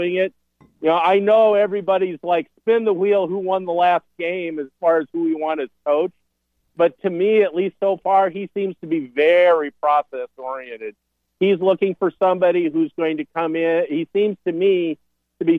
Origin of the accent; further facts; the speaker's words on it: Montana, United States; also born or lived in Minnesota; now in Nebraska, United States; I grew up in Montana